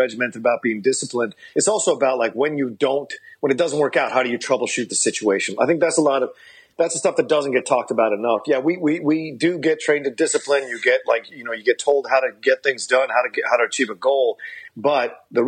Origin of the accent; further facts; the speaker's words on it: Virginia, United States; moved away as an adult; also born or lived in Philadelphia, Pennsylvania / Florida; now in Los Angeles, United States; I'm from Virginia. I was born in Philly, but we lived in Virginia for a majority of my life